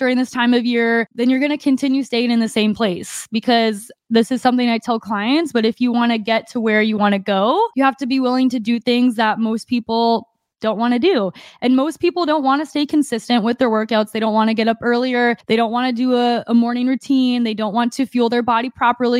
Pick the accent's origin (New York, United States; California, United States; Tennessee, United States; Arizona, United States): Arizona, United States; moved away; my family in Arizona, we usually get a week pass at the gym there, and I get workouts in my hometown